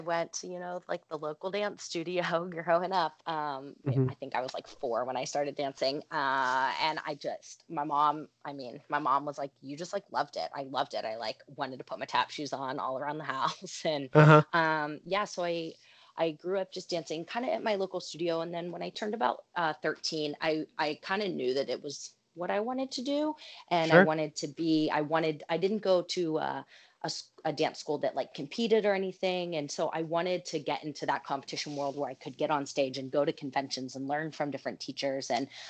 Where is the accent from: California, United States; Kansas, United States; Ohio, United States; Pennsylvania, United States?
Pennsylvania, United States; Pittsburgh; Pittsburgh, other side of state.